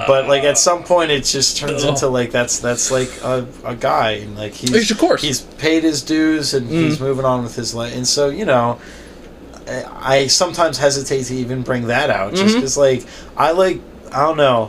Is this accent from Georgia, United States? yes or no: no; Rockville, Maryland, United States; I'm from Maryland. I'm from Rockville, just north of Washington, D.C.